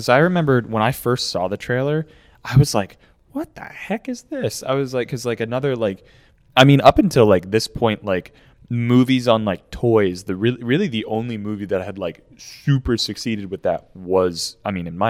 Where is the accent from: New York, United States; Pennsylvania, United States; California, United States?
Pennsylvania, United States; southwestern; accent: Southern twang; I am from southwestern Pennsylvania.